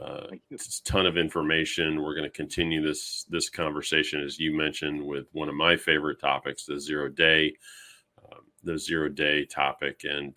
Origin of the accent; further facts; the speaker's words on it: Dallas, Texas, United States; the Spring Conference 2023 that was in Dallas, my hometown